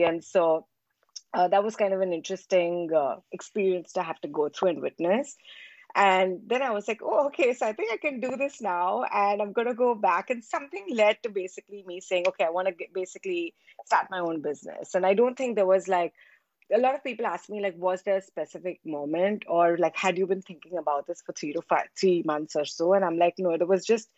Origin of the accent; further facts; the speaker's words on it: India; born and raised in India.